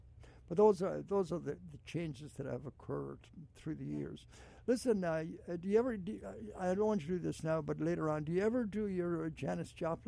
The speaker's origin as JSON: {"language": "English", "town": "Ballina", "region": "Connacht", "country": "Ireland", "tie": "born or raised there", "said": "My hometown."}